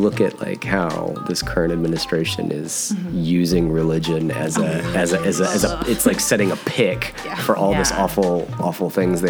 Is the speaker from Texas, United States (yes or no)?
yes; San Antonio, Texas, United States; we're both from San Antonio. I was raised super Catholic. I was an altar boy for 10 years.